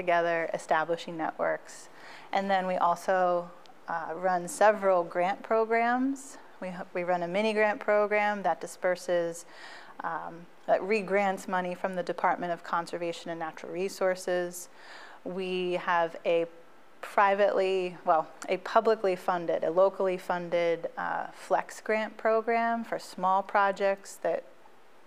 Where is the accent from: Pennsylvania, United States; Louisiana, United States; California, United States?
Pennsylvania, United States; Biglerville; also born or lived in Franklin County, Pennsylvania; I grew up in Biglerville. I had moved there in the 90s from Franklin County. So I'm from throughout the region.